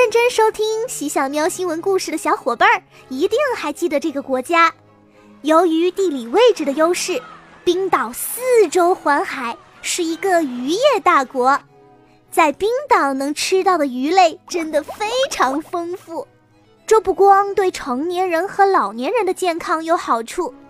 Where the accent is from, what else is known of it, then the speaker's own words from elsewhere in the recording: China; 我们中国人在吃一大堆浓油赤酱的美味佳肴之余，其实还是会吃很多新鲜的蔬菜和水果的